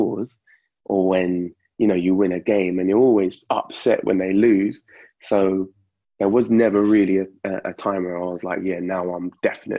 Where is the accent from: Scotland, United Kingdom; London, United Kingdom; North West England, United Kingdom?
London, United Kingdom; Grew up in, you know, East Finchley